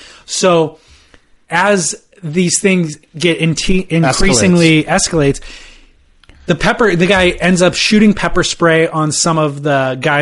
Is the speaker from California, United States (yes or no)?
yes; Huntington Beach, California, United States; My kook is my hometown of Huntington Beach.